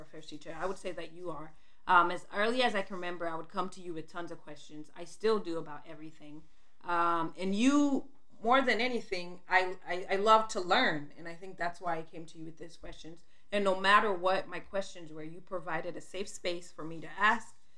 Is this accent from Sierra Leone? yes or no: yes; Sierra Leone; also born or lived in Liberia; I was born in Liberia, and when I was two years old, we moved back to Sierra Leone